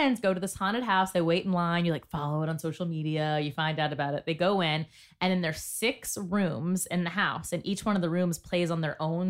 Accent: Georgia, United States; I'm from Georgia. I'm from the South.

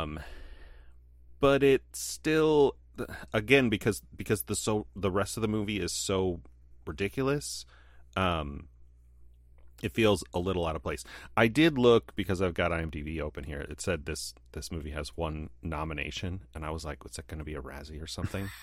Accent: United States; as a American white man

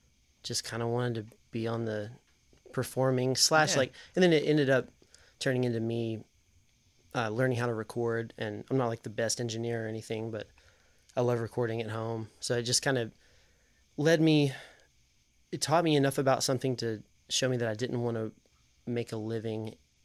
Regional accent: Knoxville, Tennessee, United States; I grew up in South Knoxville.

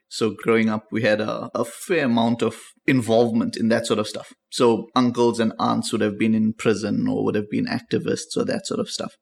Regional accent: South Africa; South Africa is pretty perfect. Like, it, it was perfect, so it had its issues. But, I mean, it, it was an interesting time for us to grow up

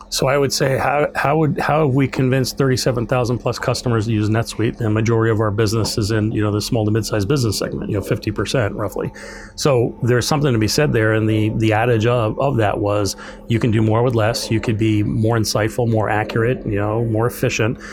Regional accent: New York, United States; also born or lived in the South (school); now in Minnesota, United States; I'm from New York originally.

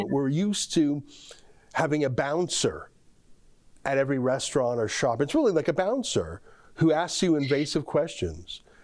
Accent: Canada; I am so proud as a Canadian

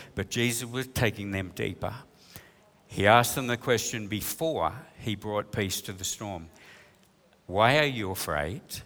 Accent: New South Wales, Australia; We're from New South Wales

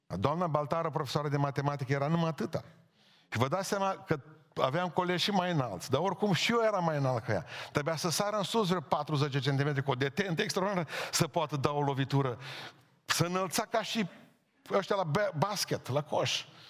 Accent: Bihor County, Romania; born or raised there

